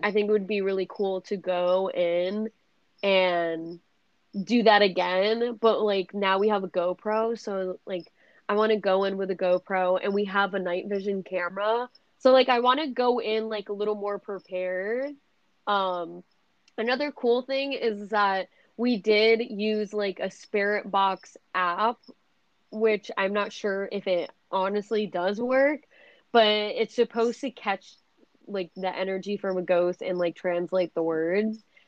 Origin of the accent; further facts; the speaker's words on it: Massachusetts, United States; now in Tampa, United States; I was born and raised in Massachusetts